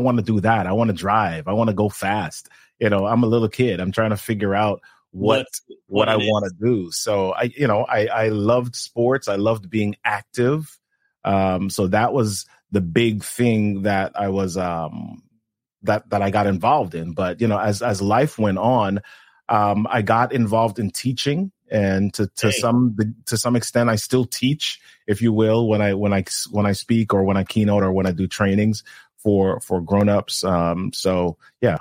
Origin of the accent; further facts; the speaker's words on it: New York City, New York, United States; moved away as an adult; also born or lived in Jamaica / Montreal, Canada / Oshawa, Canada / Massachusetts, United States; now in Maryland, United States; I was born on the island of Jamaica, and I left there when I was about 8 years old, and I grew up in New York City after that.